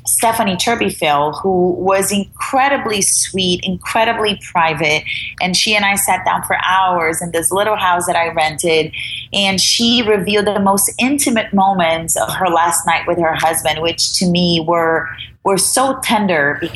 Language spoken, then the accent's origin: English; Brazil; English is a second language; moved away as an adult; now in United States; I'm an immigrant. I'm from Brazil.